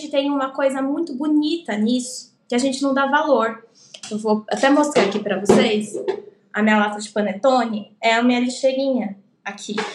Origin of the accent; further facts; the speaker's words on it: São Paulo, Brazil; eu vim do Capão Redondo, então eu não tinha dinheiro.